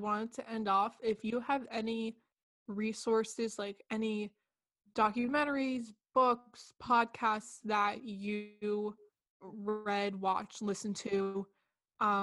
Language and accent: English; New Jersey, United States; also born or lived in United Kingdom; I'm from New Jersey, so everything is so fast paced. Like, I'm close to the city.